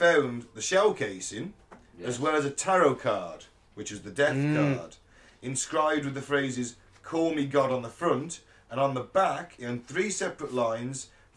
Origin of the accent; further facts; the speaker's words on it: United Kingdom; as three British people